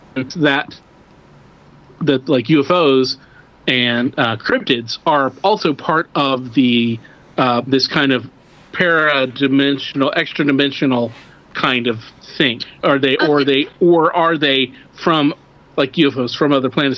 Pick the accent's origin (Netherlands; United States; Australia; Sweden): United States; Midwest; I'm from the Midwest